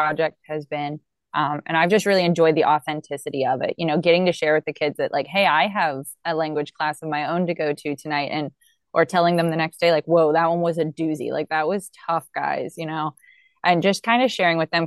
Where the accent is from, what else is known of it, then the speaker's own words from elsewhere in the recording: United States; as an American